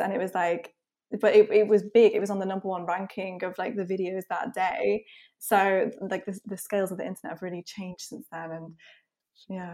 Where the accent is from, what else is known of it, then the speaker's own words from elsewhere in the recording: Isle of Man; I'm from the Isle of Man, by the way, which is, like, a really small offshore